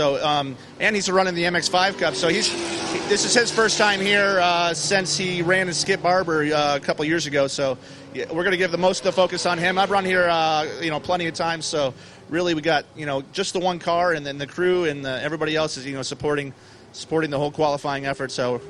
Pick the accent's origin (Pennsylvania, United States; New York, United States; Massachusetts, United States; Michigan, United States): Massachusetts, United States; now in California, United States; actually I grew up here in Massachusetts, and I moved out to California in 99.